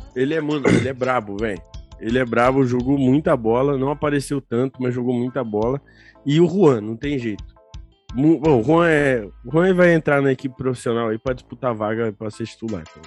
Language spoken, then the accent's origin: Portuguese; Mogi das Cruzes, São Paulo, Brazil; Eu sou de Mogi das Cruzes, São uhum. Paulo.